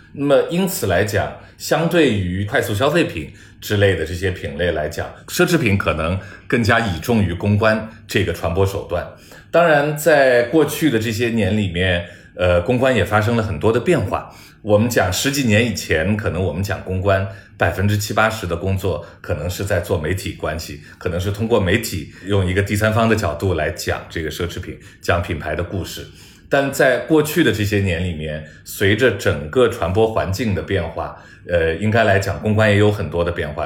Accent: China; 我中国人

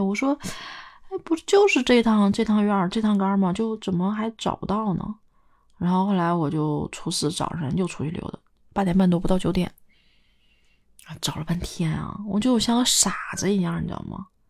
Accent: Northeast China, China; moved away; 东北下午四点钟的时候天就黑了

